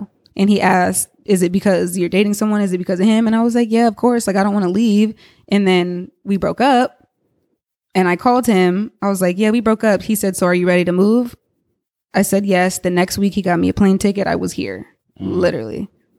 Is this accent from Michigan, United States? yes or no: no; Cincinnati, Ohio, United States; my mom had been living at the house actually where I grew up in Cincinnati, and she's still there.